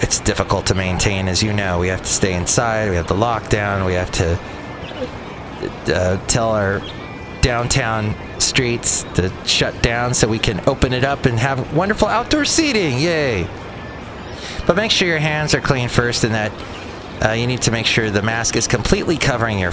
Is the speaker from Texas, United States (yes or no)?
no; East Bay, California, United States; I'm from the East Bay